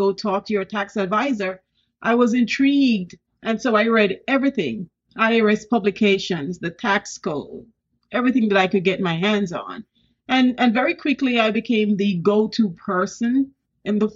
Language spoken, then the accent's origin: English; Saint Thomas, Jamaica; moved away as an adult; also born or lived in Kingston, Jamaica; now in United States; I was born in Kingston, but I came of age in the rural area, St. Thomas